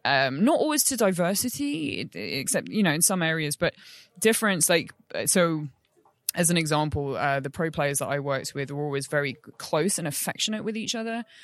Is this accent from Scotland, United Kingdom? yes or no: no; London, United Kingdom; moved away; back in London, which is my hometown, but I, I don't live in anymore